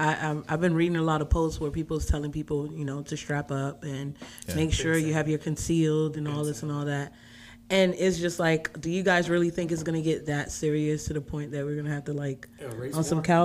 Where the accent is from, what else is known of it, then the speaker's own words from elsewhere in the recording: New York, United States; moved away; I'm from New York.